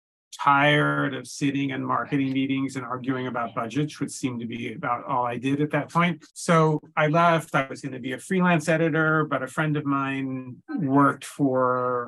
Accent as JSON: {"language": "English", "town": "Corvallis", "region": "Oregon", "country": "United States", "tie": "born or raised there", "moved": "as an adult", "lives_now": "New York, United States", "said": "I grew up in Oregon, actually, in a town called Corvallis, but I came to New York very fresh out of college and I've been here ever since"}